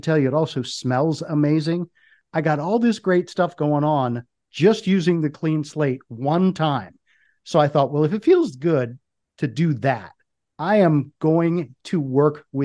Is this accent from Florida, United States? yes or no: no; Washington, District of Columbia, United States; I grew up in the Washington, D.C. area